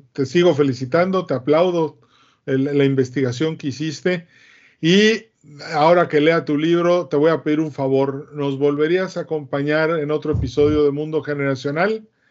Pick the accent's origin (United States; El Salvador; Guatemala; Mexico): Mexico; soy el único mexicano en este foro